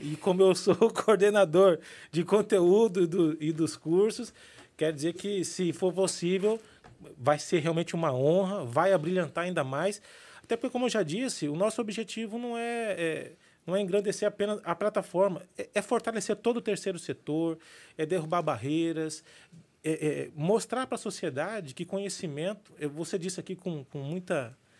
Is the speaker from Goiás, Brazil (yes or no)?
no; Cuiabá, Mato Grosso, Brazil; falando agora como um bom cuiabano